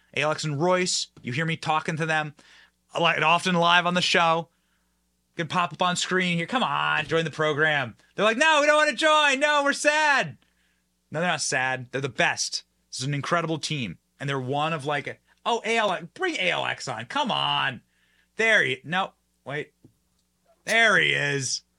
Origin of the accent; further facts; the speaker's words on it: Tampa, Florida, United States; my hometown of Tampa, Florida